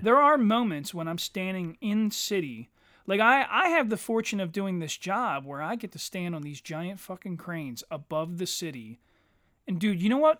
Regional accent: Eddystone, Pennsylvania, United States; I say that I grew up in Eddystone, but most of my friends were from Ridley and Eddystone

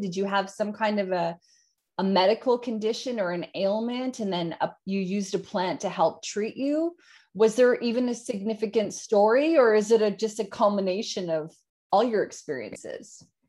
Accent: Yukon, Canada; now in Australia; I grew up in the Yukon in Canada, Northern Canada, two hours out of Alaska.

